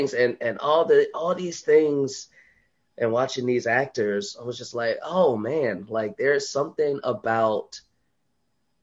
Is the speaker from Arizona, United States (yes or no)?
no; Chicago, Illinois, United States; now in Los Angeles, United States; I grew up in Chicago